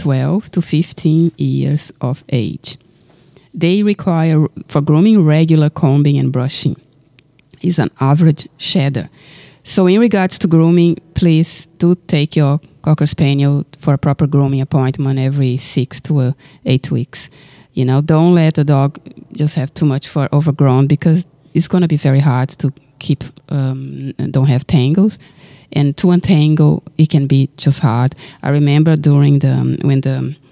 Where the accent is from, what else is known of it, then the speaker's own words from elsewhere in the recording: Brazil; now in Australia; I was raised in Brazil